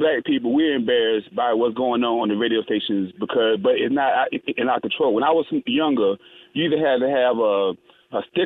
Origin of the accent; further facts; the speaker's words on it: North Carolina, United States; I'm from North Carolina